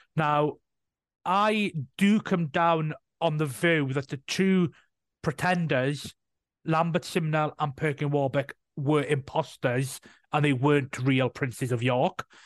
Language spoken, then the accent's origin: English; Welsh, Wales, United Kingdom; being Welsh myself